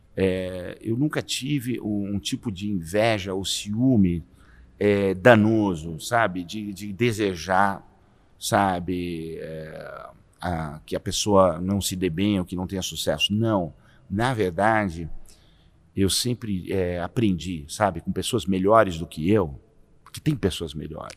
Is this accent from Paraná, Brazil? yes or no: no; São Paulo, Brazil; cresci na Vila Bela, nasci na Vila Bela, ali na região da, da Vila Prudente